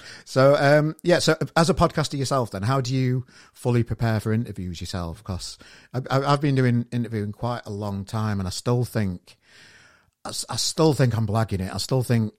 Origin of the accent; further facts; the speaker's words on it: Sheffield, Yorkshire and the Humber, United Kingdom; now in Manchester, United Kingdom; I'm from Sheffield originally, but I live in Manchester now